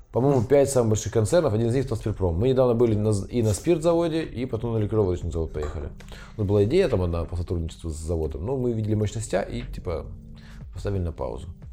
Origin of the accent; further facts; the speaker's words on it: Ukraine; now in Kazan, Russia; я украинец